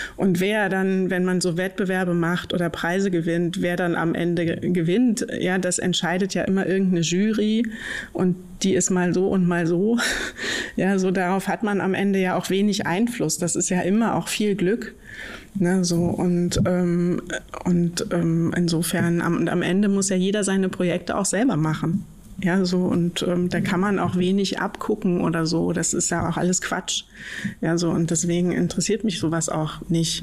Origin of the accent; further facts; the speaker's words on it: Mecklenburg-Vorpommern, Germany; now in Berlin, Germany; ich komme aus Mecklenburg